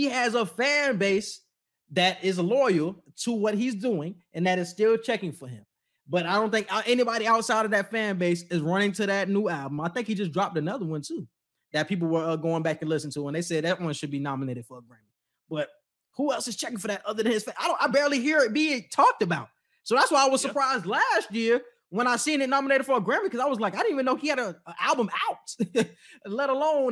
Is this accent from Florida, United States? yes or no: yes; Florida, United States; We're from Florida